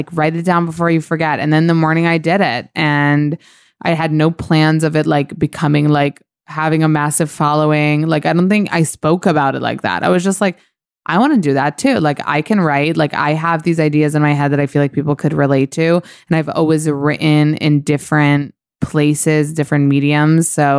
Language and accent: English; Israel; English is a second language; now in New York, United States; So I think when I moved from Israel to New York and I was having kind of a rough patch